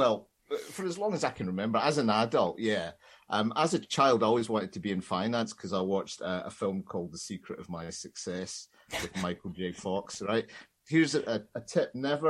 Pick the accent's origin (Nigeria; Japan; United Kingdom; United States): United Kingdom; Glasgow, Scotland; I grew up in Scotland like you guys did, so I did 6 year studies.